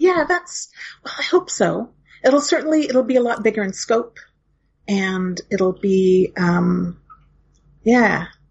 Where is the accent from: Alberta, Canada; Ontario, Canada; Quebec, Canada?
Alberta, Canada; Hinton; now in Toronto, Canada; in my hometown of Hinton, Alberta